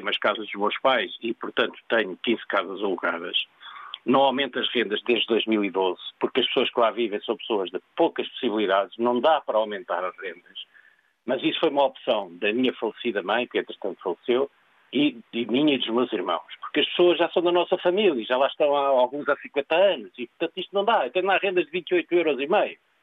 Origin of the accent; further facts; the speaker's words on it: Lisbon, Portugal; moved away as an adult; now in Algarve, Portugal; Eu nasci em Lisboa